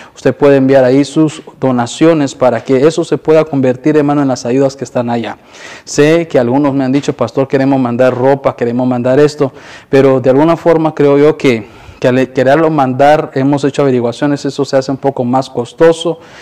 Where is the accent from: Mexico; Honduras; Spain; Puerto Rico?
Honduras; moved away; nosotros que somos de Honduras